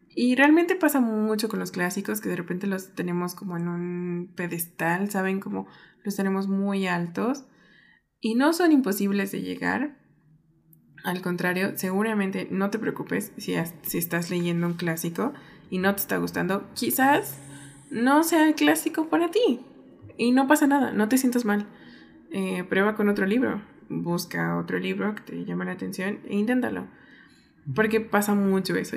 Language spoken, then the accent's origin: Spanish; Mexico; mi país